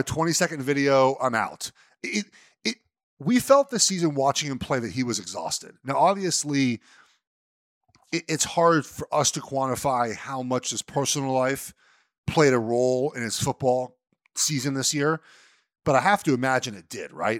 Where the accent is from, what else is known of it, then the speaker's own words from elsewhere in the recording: Los Angeles, California, United States; I grew up in Los Angeles.